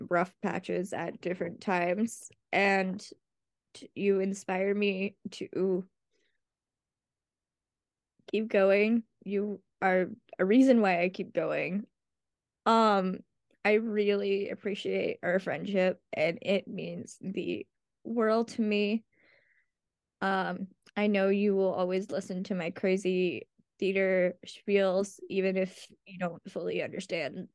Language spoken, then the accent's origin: English; Massachusetts, United States; I am from Massachusetts